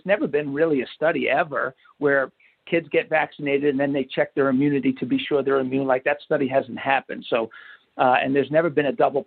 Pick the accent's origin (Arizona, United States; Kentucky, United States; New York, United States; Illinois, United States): New York, United States; now in Marietta, United States; I grew up middle class America, New York, right outside of New York City